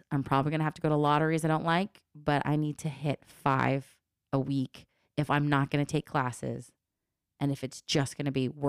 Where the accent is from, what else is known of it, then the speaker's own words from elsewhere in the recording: Los Angeles, California, United States; I need to work more on stuff about my childhood and growing up in the Valley and growing up in LA.